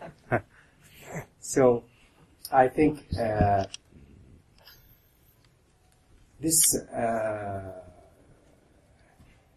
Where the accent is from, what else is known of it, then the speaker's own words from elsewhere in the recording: Qatar; I am from Qatar.